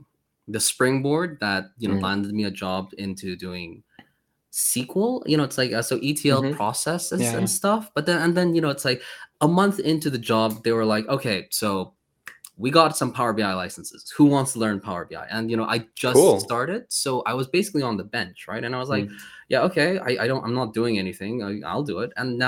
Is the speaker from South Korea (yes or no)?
yes; South Korea; moved away as an adult; now in Poland; I honestly, before I came to Poland from Korea, I applied to like 150 different jobs.